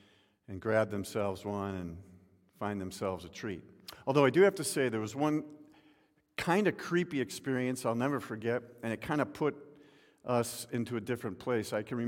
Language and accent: English; Midwest, United States; I can remember as a young boy growing up in the Midwest, home life at that point was different